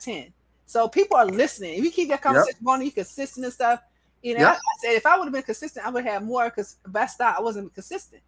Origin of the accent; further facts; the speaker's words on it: Atlanta, Georgia, United States; I'm from Atlanta